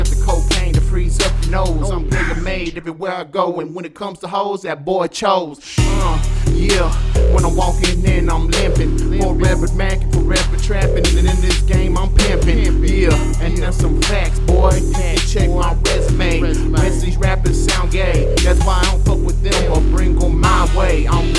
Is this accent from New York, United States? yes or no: no; Texas, United States; I represent from the north, but I'm from Texas, so I'm from the south.